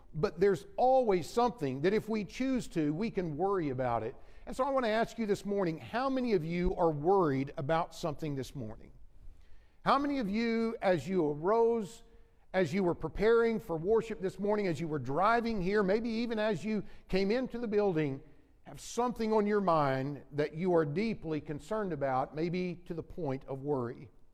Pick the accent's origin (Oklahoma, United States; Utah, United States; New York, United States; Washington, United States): Oklahoma, United States; Oklahoma City; moved away as an adult; also born or lived in Texas / Kansas City area; now in Kansas City, United States; Jennifer and I grew up in the Oklahoma City area, and my first preaching work was in Texas and then eventually came to the Kansas City area about 13, almost 13 years ago